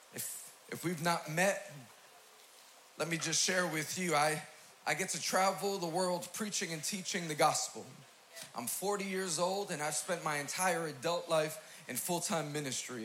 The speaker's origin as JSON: {"language": "English", "town": "New York City", "region": "New York", "country": "United States", "said": "I'm from Queens, New York"}